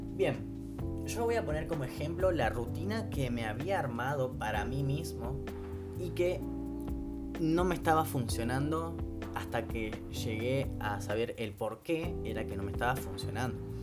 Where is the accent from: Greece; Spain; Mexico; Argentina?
Argentina; soy de Argentina